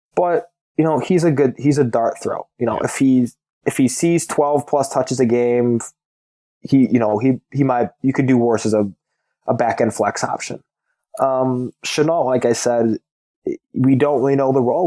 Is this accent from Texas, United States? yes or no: no; Illinois, United States; I'm, I'm from Illinois